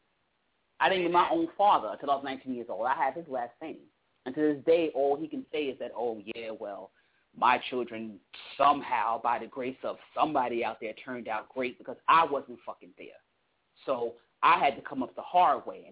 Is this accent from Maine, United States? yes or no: no; New York City, New York, United States; I was born in Brooklyn